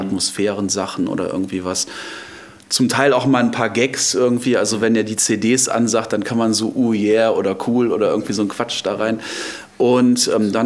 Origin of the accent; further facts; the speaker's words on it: Düsseldorf, North Rhine-Westphalia, Germany; also born or lived in Arnhem, Netherlands; now in Hilden, Germany; ich bin äh, gebürtig aus, äh, darf ich das jetzt sagen, aus ja. Düsseldorf